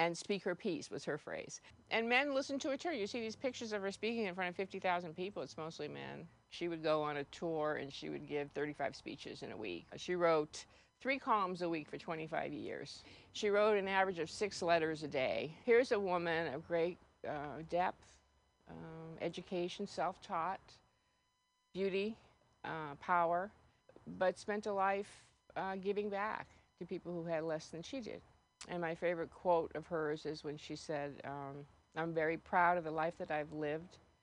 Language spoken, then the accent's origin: English; Lawrence, Massachusetts, United States; my hometown of Lawrence, Massachusetts